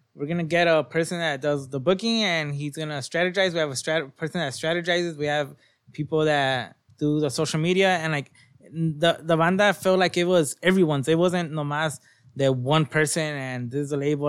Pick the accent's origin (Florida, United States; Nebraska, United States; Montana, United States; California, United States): California, United States; Long Beach; I'm from Long Beach